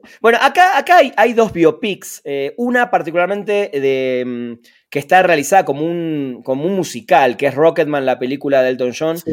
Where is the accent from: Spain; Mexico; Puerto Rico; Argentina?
Argentina; yo soy de Argentina